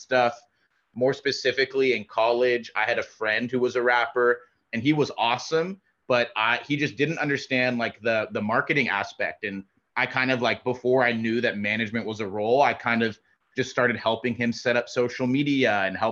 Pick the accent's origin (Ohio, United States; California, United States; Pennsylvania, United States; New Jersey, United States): California, United States; Los Angeles; I was born and raised in LA, in the San Fernando Valley